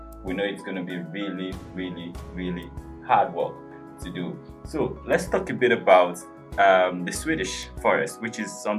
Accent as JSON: {"language": "English", "country": "Nigeria", "said": "I come from Nigeria"}